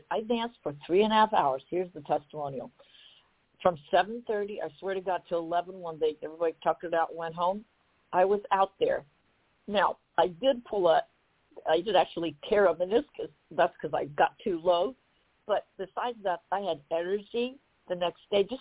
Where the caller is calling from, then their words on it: Columbus, Ohio, United States; I'm coming calling from Columbus, Ohio.